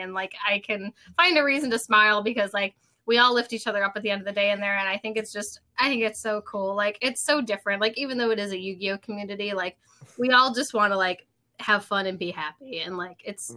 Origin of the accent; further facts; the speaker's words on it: Rochester, New York, United States; also born or lived in Indiana; I'm from New York. I'm from the Rochester area